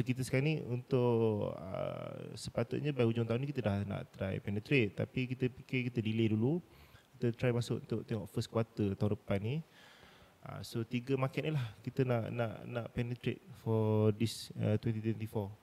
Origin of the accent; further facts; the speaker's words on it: Pahang, Malaysia; saya memang anak jati Pahang. Mm-hmm. So memang mak ayah saya orang Pahang